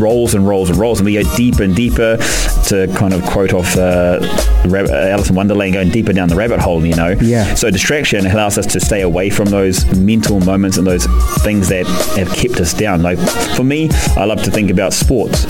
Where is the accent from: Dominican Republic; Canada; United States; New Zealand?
New Zealand; being a Kiwi